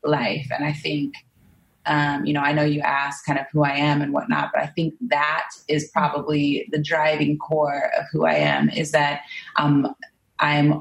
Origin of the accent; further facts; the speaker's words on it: Portland, Oregon, United States; I'm from Portland, Oregon, and I grew up here